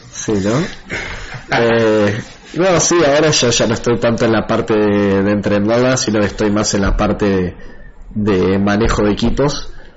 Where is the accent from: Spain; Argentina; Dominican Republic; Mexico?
Argentina; el, otro chico de Argentina que trabaja con, conmigo, somos los únicos de Argentina que están en el equipo